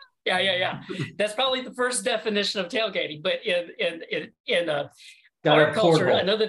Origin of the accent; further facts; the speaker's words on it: Tennessee, United States; now in Orlando, United States; I'm originally from the South, from Tennessee, now live in Orlando.